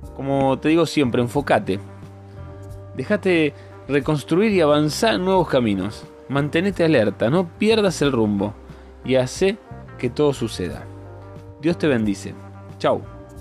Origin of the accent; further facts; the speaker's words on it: Rosario, Santa Fe, Argentina; moved away; mi ciudad natal, mi Rosario querida